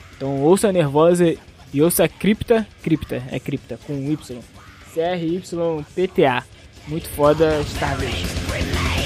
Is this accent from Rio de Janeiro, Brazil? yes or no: yes; Rio de Janeiro, Brazil; a gente é do Rio